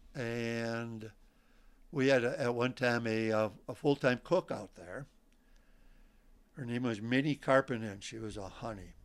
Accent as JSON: {"language": "English", "town": "Port Washington", "region": "Wisconsin", "country": "United States", "tie": "born or raised there", "moved": "yes", "lives_now": "Lac La Belle, United States", "said": "I'm originally from Port Washington, Wisconsin"}